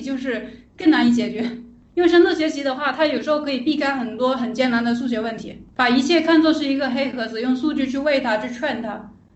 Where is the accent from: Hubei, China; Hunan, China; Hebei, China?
Hunan, China; Changsha; now in Shenzhen, China; 我是湖南人，长沙